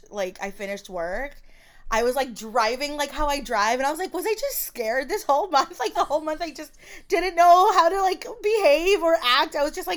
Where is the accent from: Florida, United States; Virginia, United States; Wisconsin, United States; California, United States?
Florida, United States; So I'm from Florida, warm for me is hot.